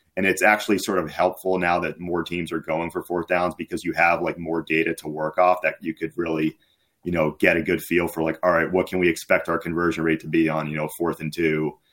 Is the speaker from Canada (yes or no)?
no; Massachusetts, United States; I was, uh, from Massachusetts